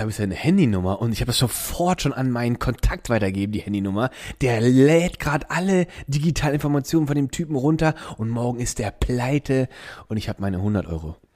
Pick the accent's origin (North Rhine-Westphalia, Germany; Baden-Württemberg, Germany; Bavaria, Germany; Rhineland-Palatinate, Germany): Rhineland-Palatinate, Germany; Neuwied; Ja, ja, ich bin aus Neuwied. Und Lucky, da waren alle Hüllen weg. Ich bin Neuwiedes Kind, ich bin da geboren.